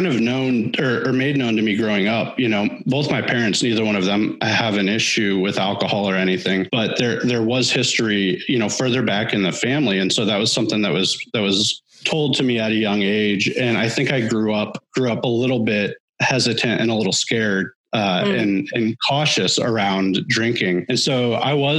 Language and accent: English; Washington, Missouri, United States; I grew up just outside of St. Louis, small town called Washington, Missouri